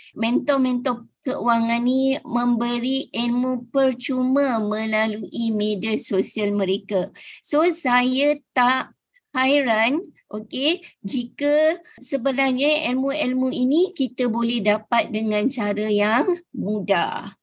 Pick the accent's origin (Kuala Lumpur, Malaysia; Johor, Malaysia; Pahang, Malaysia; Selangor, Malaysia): Johor, Malaysia; Mersing; Saya berasal daripada Mersing Johor